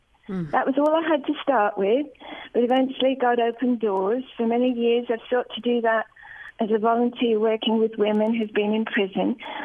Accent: United Kingdom; moved away as an adult; now in Birmingham, Alabama, United States; As you can probably tell from my accent, I'm from Britain.

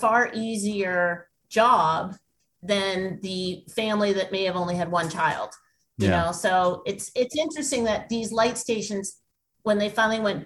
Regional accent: New England, United States; we're both from New England

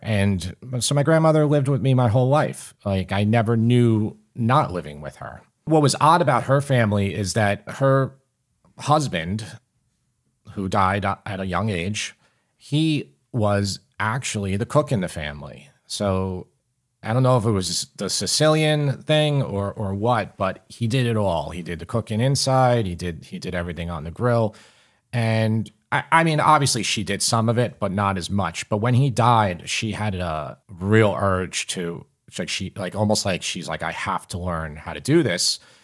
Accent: Long Island, New York, United States; I grew up in Long Island.

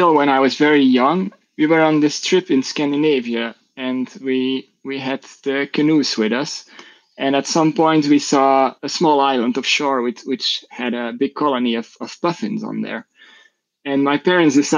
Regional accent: Belgium; I'm from Belgium.

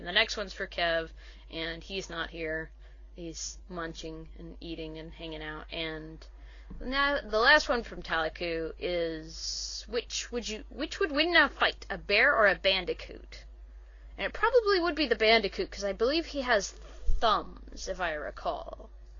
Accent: Kentucky, United States; Well, considering I came from Kentucky, that's considerable, so I'd say about 10.

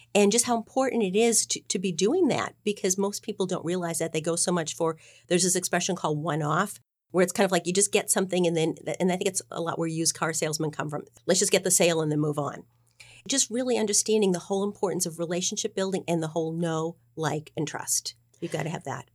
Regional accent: Boston, Massachusetts, United States; I am a Bostonian.

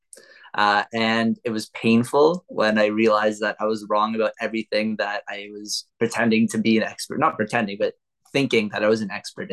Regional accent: Toronto, Ontario, Canada; I am born and raised in Toronto, Canada

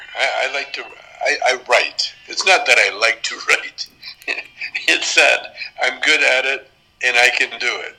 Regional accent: Canada; moved away as an adult; as a Canadian, working in the United States

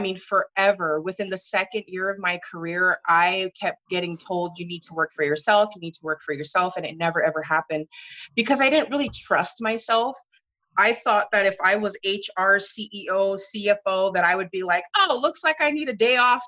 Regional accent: Hawaii, United States; moved away as an adult; also born or lived in Sacramento, California; now in Sandy, United States; So I'm originally from Hawaii, and I moved to Sacramento in late 2009

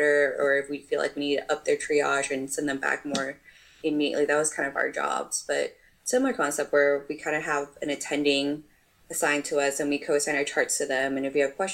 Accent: Texas, United States; moved away as an adult; also born or lived in New York; So I'm from Texas originally. Um, and then I got married in 2019, and my husband's in the army. So then that's what brought me to New York.

